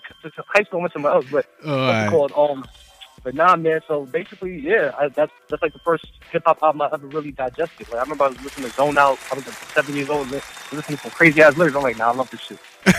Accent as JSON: {"language": "English", "town": "New York City", "region": "New York", "country": "United States", "said": "I'm from the Bronx."}